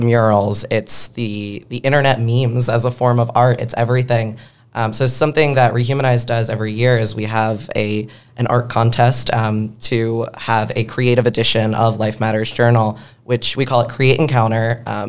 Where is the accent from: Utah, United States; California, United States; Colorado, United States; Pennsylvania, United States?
Pennsylvania, United States; Philadelphia; now in Pittsburgh, United States; Yeah, as someone from Philly and chose to leave for Pittsburgh, I'm a big fan of all Pennsylvania.